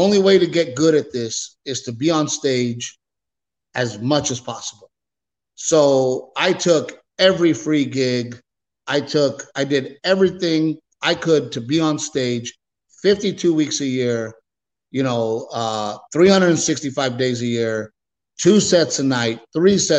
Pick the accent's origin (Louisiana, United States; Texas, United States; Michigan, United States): Texas, United States; my home state